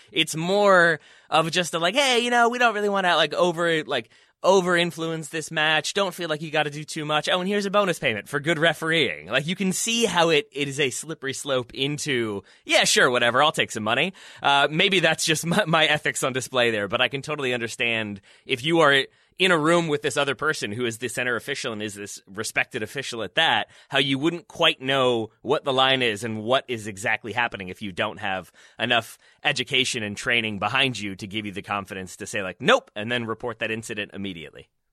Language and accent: English; United States; as an American